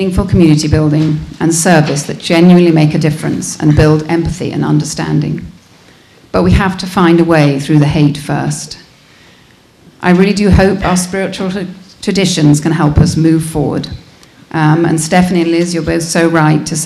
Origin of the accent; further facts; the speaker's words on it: United Kingdom; moved away; As you can probably recognize, I am from Britain.